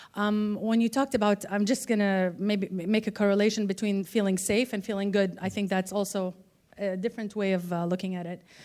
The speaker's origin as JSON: {"language": "English", "country": "Saudi Arabia", "said": "I'm from Saudi Arabia"}